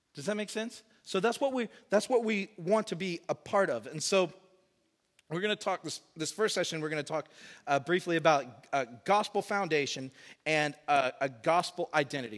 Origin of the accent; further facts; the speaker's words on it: Woodstock, Georgia, United States; now in Sydney, Australia; I grew up in Woodstock, Georgia, on the north side of Atlanta